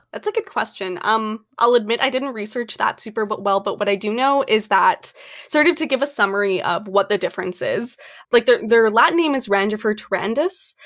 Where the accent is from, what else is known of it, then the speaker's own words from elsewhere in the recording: Canada; also born or lived in Edmonton, Alberta; I am from Canada